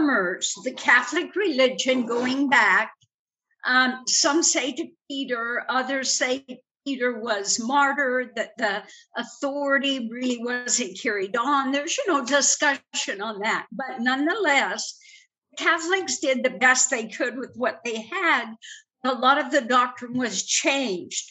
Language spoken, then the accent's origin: English; Denmark; moved away; I was born in Denmark